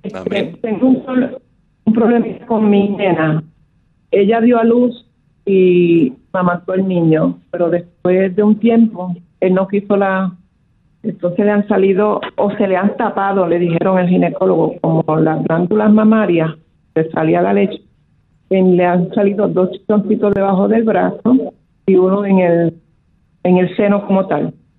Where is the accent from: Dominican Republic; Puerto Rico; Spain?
Dominican Republic; aquí en mi país